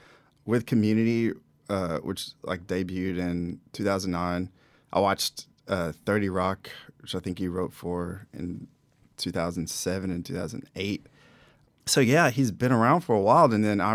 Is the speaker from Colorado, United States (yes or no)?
no; South Georgia, United States; moved away; South Georgia. South Georgia. Not even Atlanta. I mean, Atlanta is like New York City compared to where I'm from.